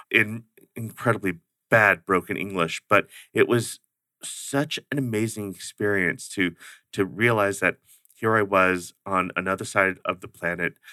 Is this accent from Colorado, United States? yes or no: no; Ohio, United States; also born or lived in Oklahoma / Georgia / Alaska / Washington DC; Well, um, the growing up part ended in Ohio. That's where my parents got out of the service and and settled